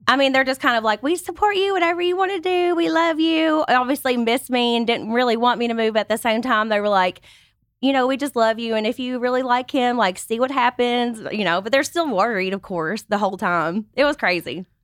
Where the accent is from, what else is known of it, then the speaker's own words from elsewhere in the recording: Kentucky, United States; moved away as an adult; now in Los Angeles, United States; I grew up on a five hundred acre tobacco farm